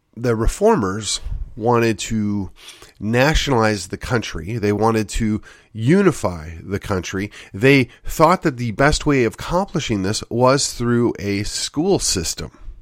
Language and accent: English; West Allis, Wisconsin, United States; my hometown, of West Alice, Wisconsin